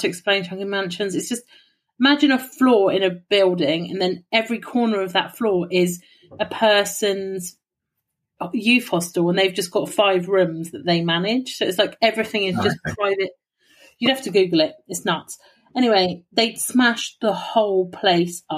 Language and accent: English; England, United Kingdom; I'm from England.